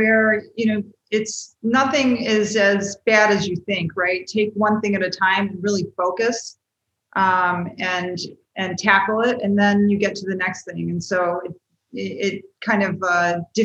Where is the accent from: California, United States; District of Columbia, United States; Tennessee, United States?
District of Columbia, United States; Washington; everybody in my family, except for myself, is from West Virginia. And I grew up in the Washington, D.C.